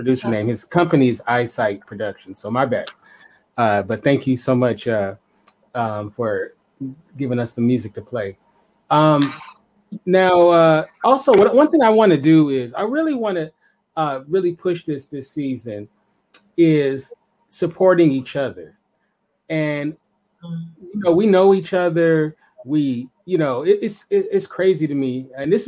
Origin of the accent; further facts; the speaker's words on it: Los Angeles, California, United States; I'm from Los Angeles, but I have a lot of Chicago family